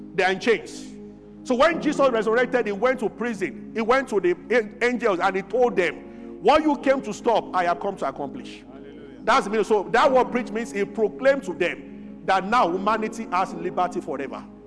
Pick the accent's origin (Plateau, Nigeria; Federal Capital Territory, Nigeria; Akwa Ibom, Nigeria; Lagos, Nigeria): Federal Capital Territory, Nigeria; Abuja; when I was growing up in Abuja